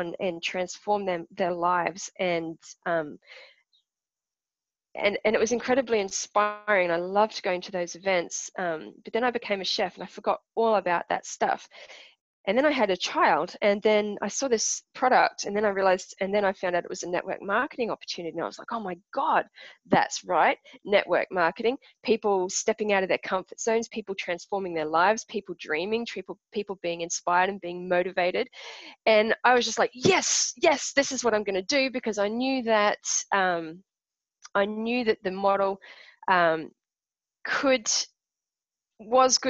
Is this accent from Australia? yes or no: yes; Australia; also born or lived in Perth / Brisbane; I'm Australian